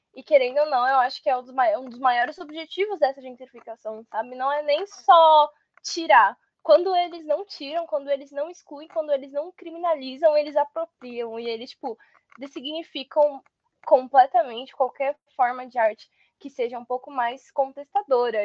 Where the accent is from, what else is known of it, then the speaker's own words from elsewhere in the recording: São Paulo, Brazil; sou de Ermelino